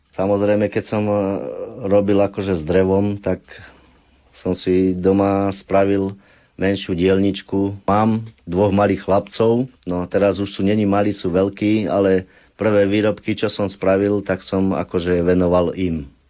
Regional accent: Pravenec, Trenčín Region, Slovakia; pochádzam z Pravenca

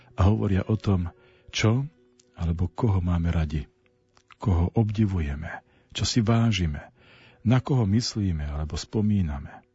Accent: Nižný Slavkov, Prešov Region, Slovakia; v mojej rodnej dedinke na pomedzi Šariša a Spíša v Nižnom Slavkove

